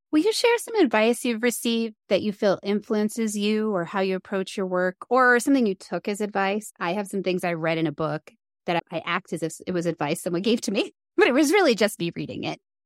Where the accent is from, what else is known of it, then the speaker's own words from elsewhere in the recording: East Coast, United States; now in Colorado, United States; I grew up on the East Coast